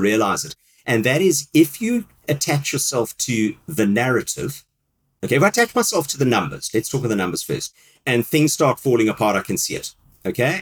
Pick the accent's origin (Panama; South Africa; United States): South Africa; moved away as an adult; now in United Kingdom; my country where I grew up in South Africa